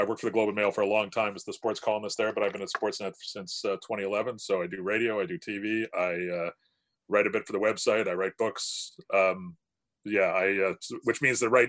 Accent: Hamilton, Ontario, Canada; also born or lived in Georgetown, Ontario; I'm from Hamilton too. I grew up here. So I grew up on the mountain

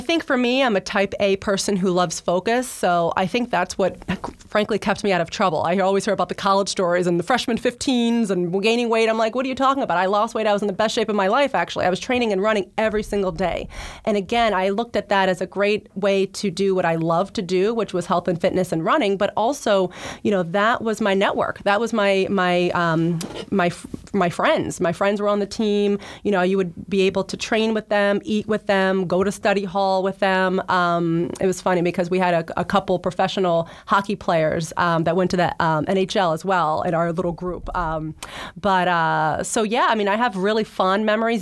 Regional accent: New Jersey, United States; moved away as an adult; also born or lived in New York; now in Boston, United States; I grew up in New Jersey, was much closer to Philly

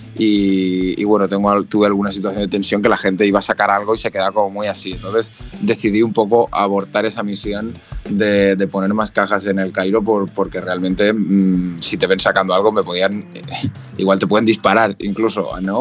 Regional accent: Valencia, Valencian Community, Spain; yo soy de Valencia

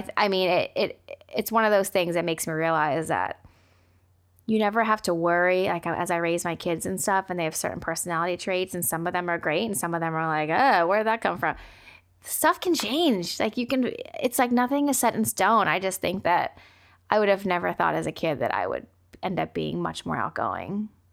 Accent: United States; being Asian American and growing up with immigrant parents

